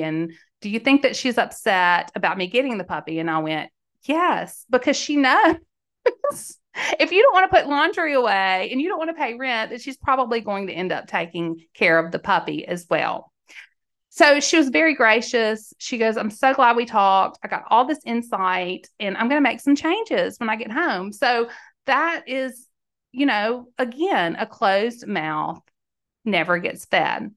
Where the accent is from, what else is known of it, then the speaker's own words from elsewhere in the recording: Mississippi, United States; now in Tennessee, United States; Mississippi. I live in Tennessee now